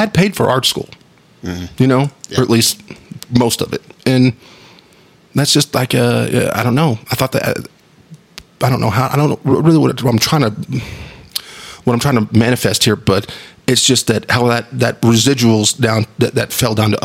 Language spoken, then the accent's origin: English; Wolfforth, Texas, United States; we grew up in Wolfworth in our house